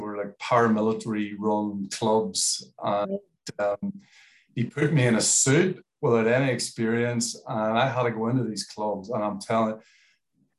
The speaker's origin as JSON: {"language": "English", "town": "Belfast", "region": "Northern Ireland", "country": "United Kingdom", "tie": "born or raised there", "moved": "yes", "lives_now": "Australia", "said": "I was born in Belfast"}